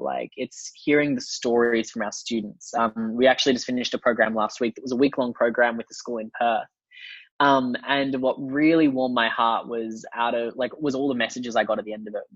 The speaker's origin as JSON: {"language": "English", "country": "China", "tie": "born or raised there", "said": "growing up in China"}